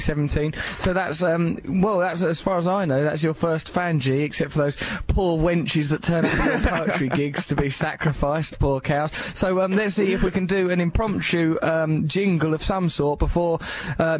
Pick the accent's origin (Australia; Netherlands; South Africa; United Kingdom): United Kingdom; England; I'm English